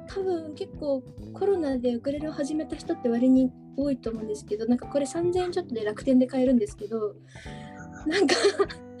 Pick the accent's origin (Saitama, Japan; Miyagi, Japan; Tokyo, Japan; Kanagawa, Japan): Miyagi, Japan; Matsushima; also born or lived in Sendai; 出身は宮城県の松島町海の近くの日本三景で有名な松島ですね。そこで生まれて、はい、はい、まあ、小さい時はそこで過ごしました。